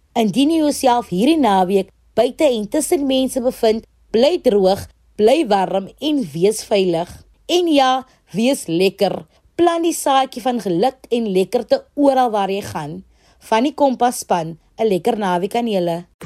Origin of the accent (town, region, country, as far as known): South Africa